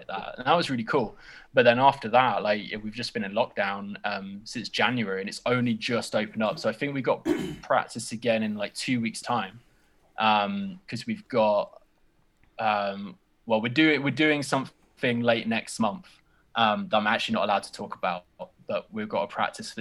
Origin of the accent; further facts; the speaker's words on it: United Kingdom; I'm British